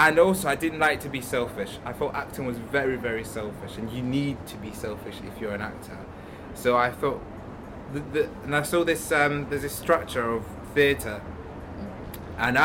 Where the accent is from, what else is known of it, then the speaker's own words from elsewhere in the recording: Wales, United Kingdom; I grew up in Wells. I was brought up in Wells.